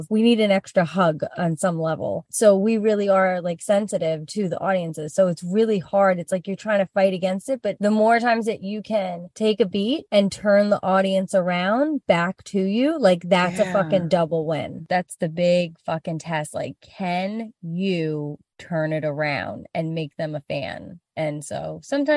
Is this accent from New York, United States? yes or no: yes; New York City, New York, United States; growing up in Rockaway